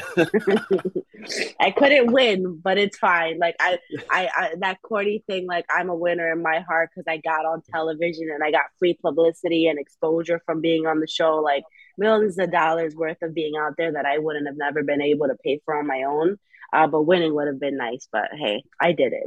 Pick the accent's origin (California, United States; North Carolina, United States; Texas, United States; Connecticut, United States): Connecticut, United States; New Haven; also born or lived in Hamden; I'm born and raised in New Haven